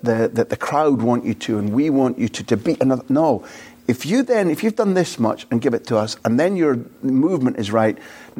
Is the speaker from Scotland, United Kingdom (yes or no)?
yes; Scotland, United Kingdom; I'm a Scot